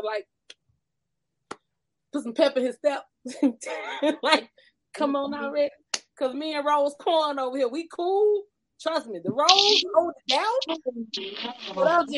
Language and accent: English; San Bernardino County, California, United States; also born or lived in Apple Valley, California; I'm from San Bernardino County